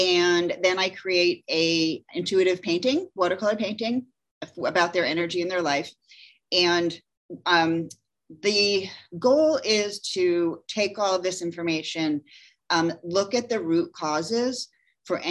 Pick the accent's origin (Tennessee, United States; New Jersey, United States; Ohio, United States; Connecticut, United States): Connecticut, United States; Clinton; moved away as an adult; also born or lived in Old Saybrook, Connecticut; now in Jacksonville, United States; I grew up in Clinton, Connecticut.